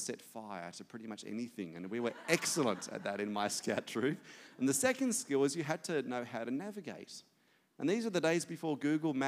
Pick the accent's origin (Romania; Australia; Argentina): Australia; as an Aussie